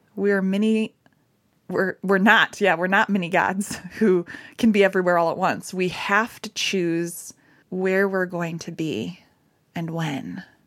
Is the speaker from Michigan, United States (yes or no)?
yes; Michigan, United States; I'm from Michigan.